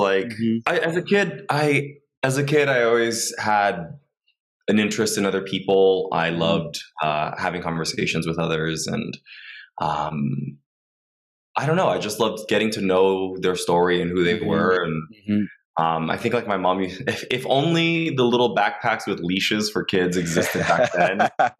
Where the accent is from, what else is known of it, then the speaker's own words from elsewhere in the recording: West Covina, California, United States; also born or lived in Los Angeles; I was born here in Los Angeles. I was born in Boyle Heights, and then I moved around a lot, but I ended up in West Covina, and then I went to USC for college.